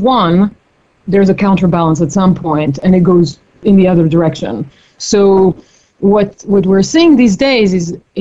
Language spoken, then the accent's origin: English; Paris, Île-de-France, France; moved away as an adult; also born or lived in New York / Mongolia / India; now in Bay Area, United States; I grew up in Paris